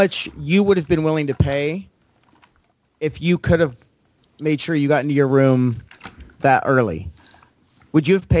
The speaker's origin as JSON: {"language": "English", "region": "California", "country": "United States", "said": "we're from California"}